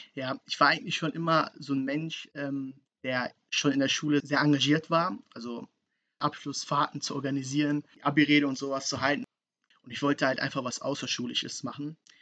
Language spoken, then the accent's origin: German; Essen, North Rhine-Westphalia, Germany; ich bin 21 Jahre alt, komme aus Essen